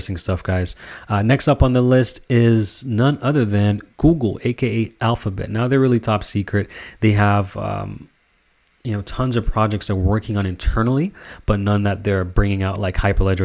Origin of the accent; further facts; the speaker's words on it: Canada; I'm Canadian.